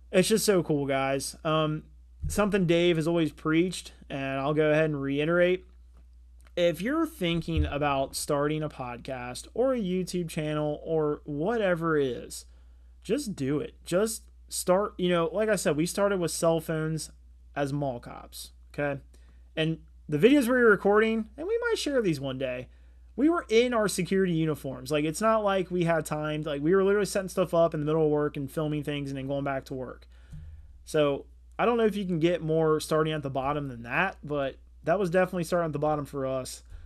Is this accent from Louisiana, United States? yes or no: no; Cincinnati, Ohio, United States; we're from Cincinnati, Ohio